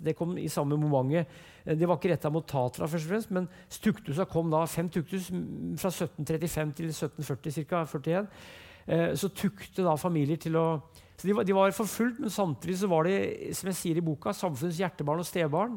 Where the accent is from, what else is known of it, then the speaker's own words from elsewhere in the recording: Brumunddal, Innlandet, Norway; Jeg vokste opp som sagt i Brumunddal, og der gikk jeg på skolen